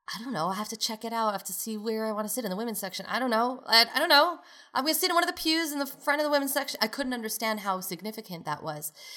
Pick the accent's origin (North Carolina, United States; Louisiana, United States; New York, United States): New York, United States; New York City; moved away; also born or lived in Chicago; growing up in Brooklyn, New York, in a modern Orthodox community.